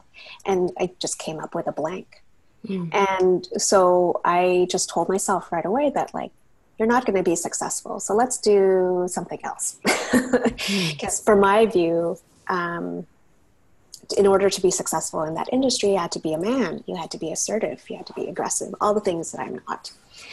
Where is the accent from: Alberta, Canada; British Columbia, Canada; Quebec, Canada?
British Columbia, Canada; Burnaby; also born or lived in United States; I grew up in Burnaby in the Lower Mainland.